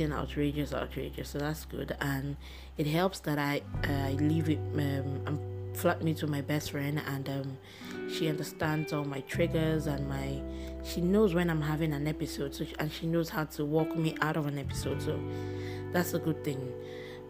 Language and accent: English; Nigeria; I'm a Nigerian and I'm black and I'm proud